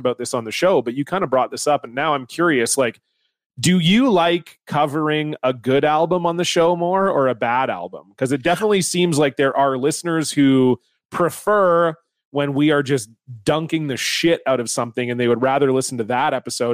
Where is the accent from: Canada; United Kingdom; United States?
Canada; fellow Canadian.